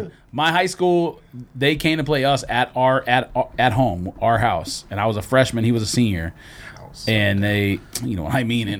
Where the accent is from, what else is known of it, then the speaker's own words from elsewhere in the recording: Monrovia, California, United States; also born or lived in Arcadia, California; No, I was born in Arcadia and moved to Monrovia when I was in like third grade.